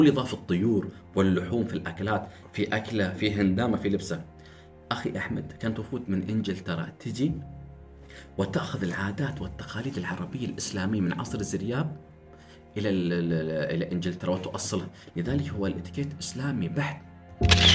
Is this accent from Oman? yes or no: yes; Oman; احنا في عمان